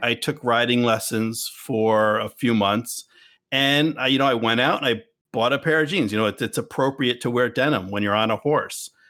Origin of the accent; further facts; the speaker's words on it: United States; we are American